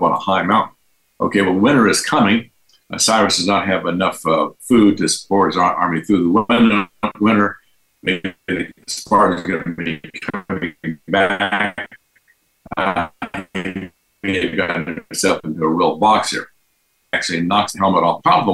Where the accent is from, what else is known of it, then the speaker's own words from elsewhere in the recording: Texas, United States; I'm from Texas